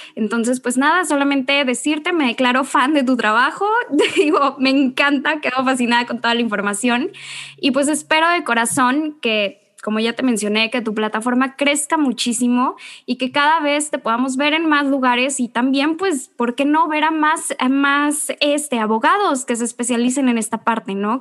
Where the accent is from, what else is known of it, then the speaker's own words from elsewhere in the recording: Mexico; nuestro país